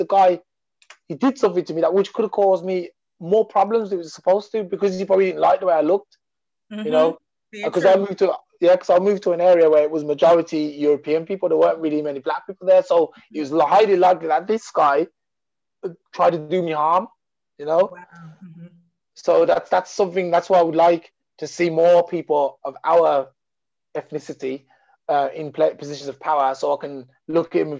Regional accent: England, United Kingdom; I was raised in England

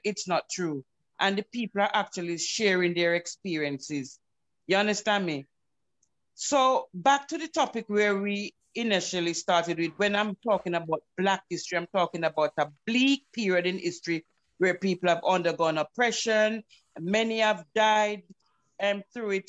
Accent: Jamaica; accent: Jamaican; I'm a Jamaican, I'm accustomed to living a certain way

